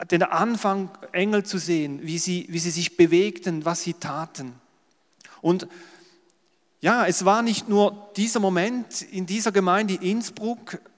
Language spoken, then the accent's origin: German; Schaffhausen, Switzerland; accent: Schaffhausen German; Es ist immer schwierig als Schweizer, aber ich versuche es. Ich denke, ihr würdet auch mein Schaffhauser Deutsch verstehen